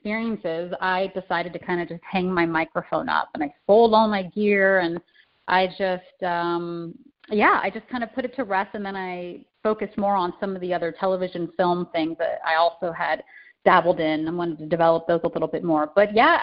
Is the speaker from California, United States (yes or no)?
yes; California, United States; now in Chicago, United States; I'm originally from California, although I reside in Chicago now